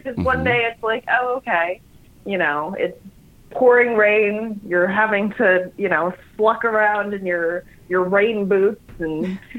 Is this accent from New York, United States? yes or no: yes; New York, United States; moved away; I'm from New York.